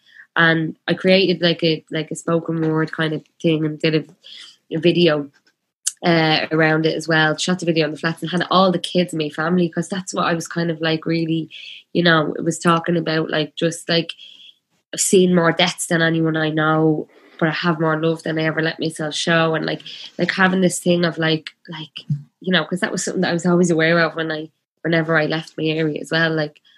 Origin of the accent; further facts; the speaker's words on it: Belfast, Northern Ireland, United Kingdom; growing up in Belfast, like during the Troubles, like it's like, you know, that feeling of like being a 6-year-old and having such a weight of the world on your shoulders